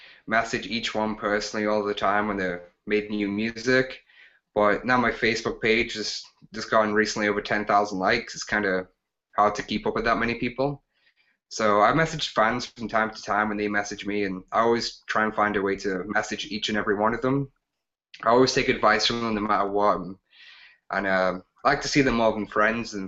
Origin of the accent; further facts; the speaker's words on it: England, United Kingdom; now in Alberta, Canada; growing up in England